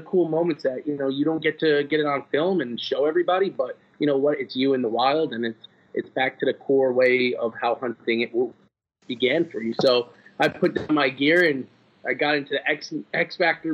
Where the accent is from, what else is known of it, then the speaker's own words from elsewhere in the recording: New York, United States; I'm from New York